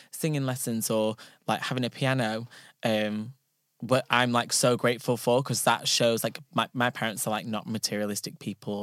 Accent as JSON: {"language": "English", "town": "Ashton-under-Lyne", "region": "North West England", "country": "United Kingdom", "said": "so I'm from Ashton"}